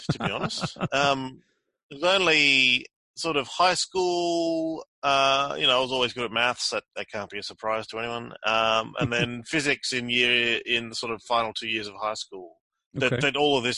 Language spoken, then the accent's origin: English; Australia; also born or lived in Cambridge, United Kingdom / Zurich, Switzerland; I grew up in Australia and did my undergraduate degrees here